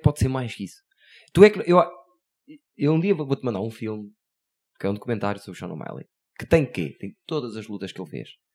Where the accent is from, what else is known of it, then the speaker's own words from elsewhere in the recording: Porto, Norte, Portugal; nós somos do Porto